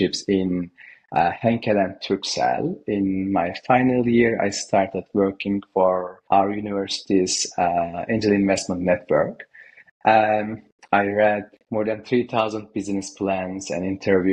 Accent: Konya, Turkey; moved away as an adult; also born or lived in Denizli, Turkey / United States / Boston; now in London, United Kingdom; I was born in Denizli, and I was raised in Konya

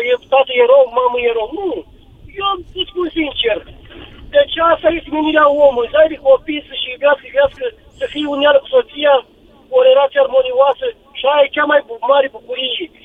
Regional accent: Suceava County, Romania; Sunt din Suceava, din Lodina, mai exact, ultima comună din țară.

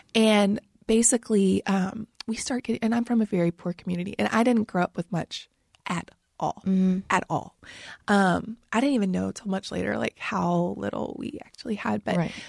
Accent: St. Francisville, Louisiana, United States; moved away as an adult; now in Nashville, United States; I grew up in St. Francisville, Louisiana

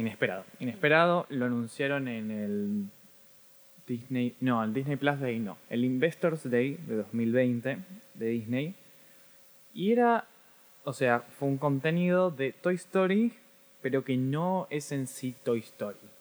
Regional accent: Argentina; soy argentino

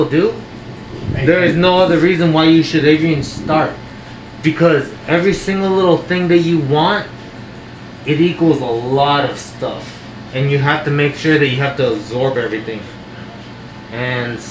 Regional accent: Las Vegas, Nevada, United States; I come from Vegas

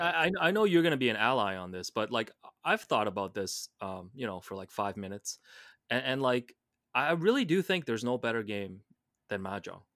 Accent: Hong Kong; growing up in Hong Kong

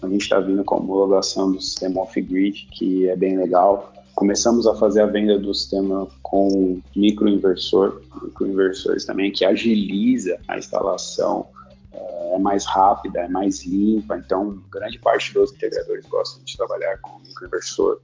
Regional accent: São Caetano do Sul, São Paulo, Brazil; also born or lived in Santo André; Eu nasci em São Caetano

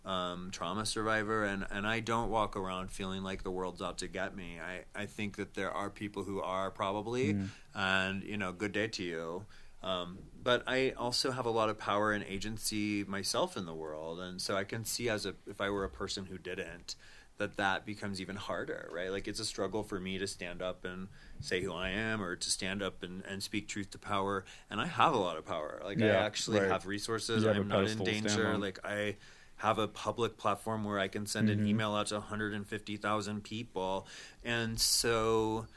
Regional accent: Nebraska, United States; moved away; I grew up in Nebraska, and I had to several times pull over on the road and get up under the freeway because of a tornado

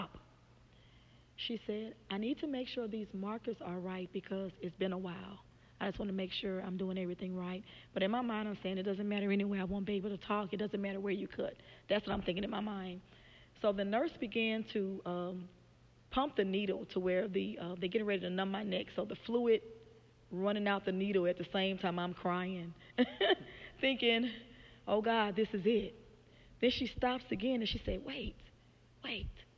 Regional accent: Louisiana, United States; moved away as an adult; now in Memphis, United States; I'm from Louisiana

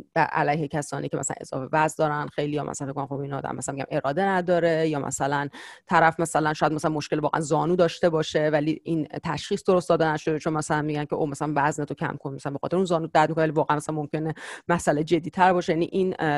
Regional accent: Iran; moved away as an adult; now in United States; بعد لیسانس از ایران اومدم بیرون

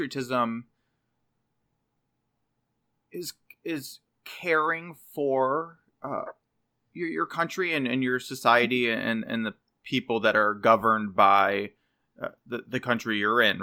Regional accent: United States; I don't feel pride in being an American, like having been born here.

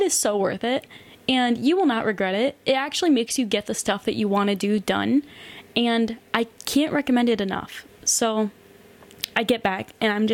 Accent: United States; moved away as an adult; growing up in America

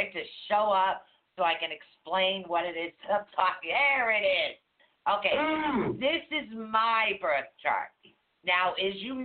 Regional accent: Norwood, Massachusetts, United States; moved away; I was born in Norwood, Mass. I was not born down here

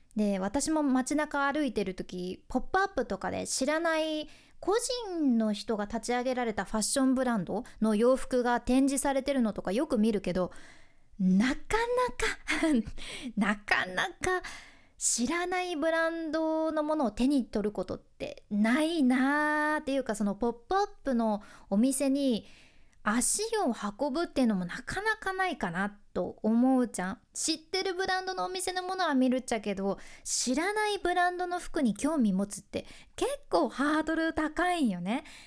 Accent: Fukuoka, Japan; 私の地元福岡

